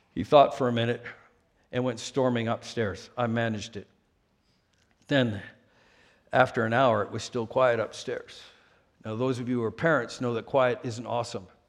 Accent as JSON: {"language": "English", "town": "Vancouver", "region": "British Columbia", "country": "Canada", "tie": "born or raised there", "also_born_or_lived": "Saskatchewan", "moved": "as an adult", "lives_now": "United States", "said": "my hometown, Vancouver."}